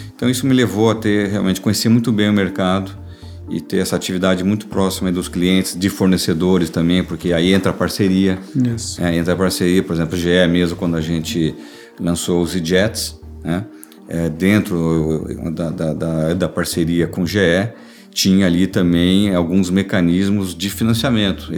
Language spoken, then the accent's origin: Portuguese; Brazil; estou falando mesmo como cidadão brasileiro